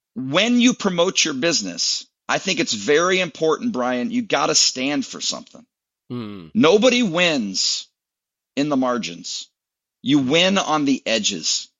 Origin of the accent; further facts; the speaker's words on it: Michigan, United States; moved away as an adult; also born or lived in Lynchburg, Virginia / Atlanta, Georgia; now in Tennessee, United States; I grew up uh, a Michigan guy